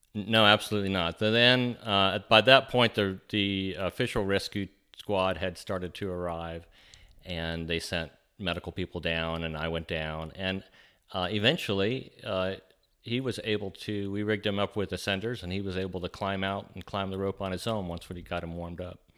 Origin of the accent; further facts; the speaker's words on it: Huntsville, Alabama, United States; I grew up in Huntsville, and we had little caves